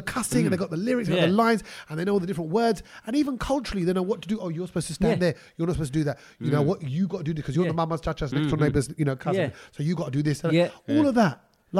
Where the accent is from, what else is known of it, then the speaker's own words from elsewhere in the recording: United Kingdom; Whilst progressing as British Asians.